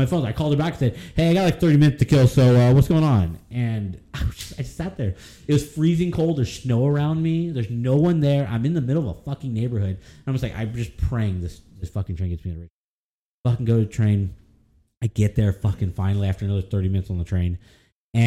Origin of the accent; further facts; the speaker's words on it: United States; I'm from America